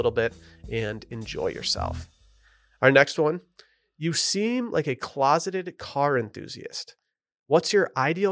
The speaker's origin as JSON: {"language": "English", "town": "Harbor Springs", "region": "Michigan", "country": "United States", "tie": "born or raised there", "moved": "as an adult", "lives_now": "Texas, United States", "said": "my hometown of Harbor Springs"}